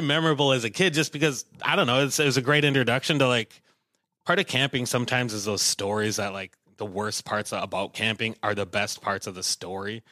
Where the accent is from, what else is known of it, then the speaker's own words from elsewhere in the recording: Willmar, Minnesota, United States; I'm from Wilmer, a little, little ways away